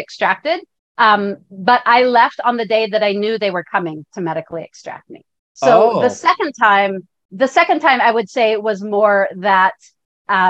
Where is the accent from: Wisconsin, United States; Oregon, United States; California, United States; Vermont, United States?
California, United States; Northern; I grew up in California, Northern California, in the mountains, mind you, not beachside